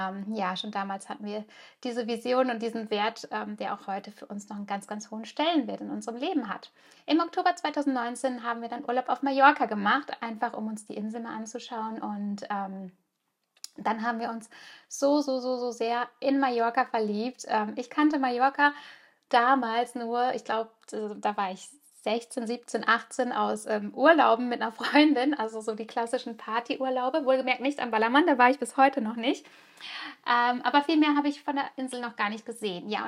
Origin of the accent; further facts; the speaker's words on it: Germany; now in Spain; Ich bin zwar ganz normal in Deutschland geboren und auch aufgewachsen, aber mein Herz hat schon immer in einem kleinen Fischerdorf an der Costa Brava gelebt.